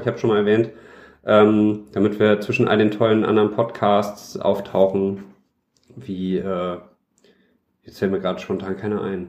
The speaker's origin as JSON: {"language": "German", "town": "Düsseldorf", "region": "North Rhine-Westphalia", "country": "Germany", "said": "als Düsseldorfer Jung. Mhm. Hab ich, äh, bin ich früh damit aufgewachsen"}